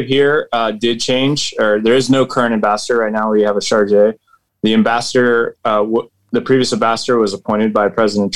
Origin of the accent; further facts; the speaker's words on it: Virginia, United States; moved away as an adult; also born or lived in Washington, D.C.; now in Nairobi, Kenya; I'm from Virginia